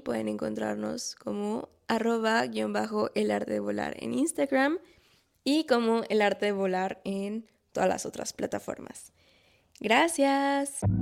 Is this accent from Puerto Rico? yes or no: no; Mexico; moved away as an adult; now in France; como mexicanos o como latinos